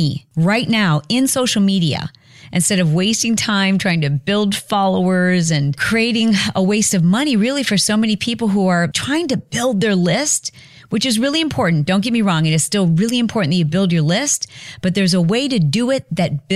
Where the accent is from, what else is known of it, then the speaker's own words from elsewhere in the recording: Michigan, United States; now in California, United States; I'm a Midwestern girl. I'm from Michigan